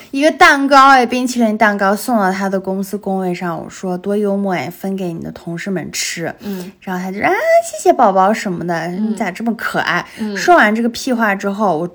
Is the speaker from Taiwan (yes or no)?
no; Xinjiang, China; moved away; 我是新疆的啊